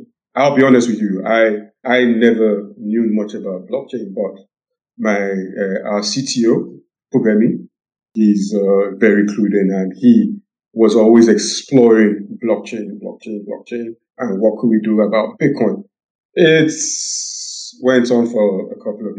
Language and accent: English; Nigeria; also born or lived in United Kingdom; I grew up in the West and in Nigeria. And my formative years were in the UK. Then my teenage years were in Nigeria.